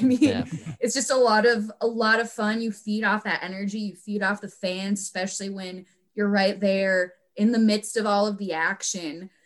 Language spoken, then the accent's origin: English; Minnesota, United States; stay in my home state a little bit longer